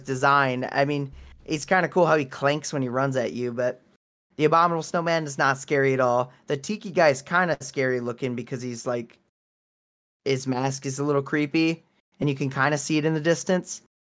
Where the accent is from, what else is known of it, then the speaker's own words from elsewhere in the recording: Wisconsin, United States; moved away; I am from Wisconsin